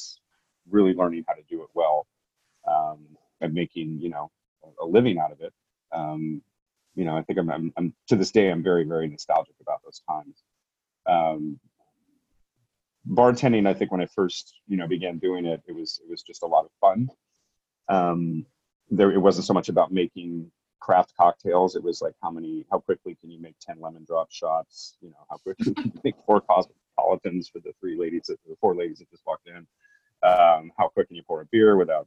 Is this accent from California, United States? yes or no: yes; San Francisco, California, United States; I was born in the 70s in San Francisco, and I grew up in Laurel Heights, the Presidio Heights area